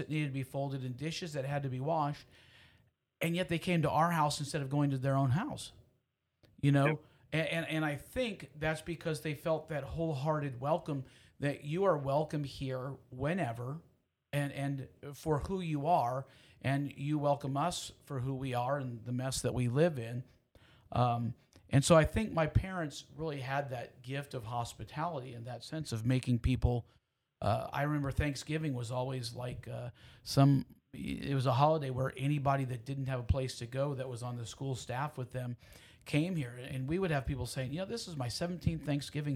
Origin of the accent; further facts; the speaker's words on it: Houston, Texas, United States; I grew up in Houston.